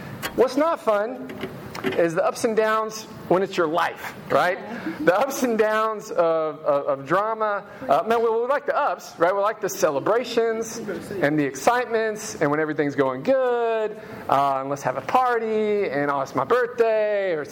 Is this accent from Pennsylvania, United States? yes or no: no; Memphis, Tennessee, United States; When I was a kid, I grew up in Hickory Hill near Crump Elementary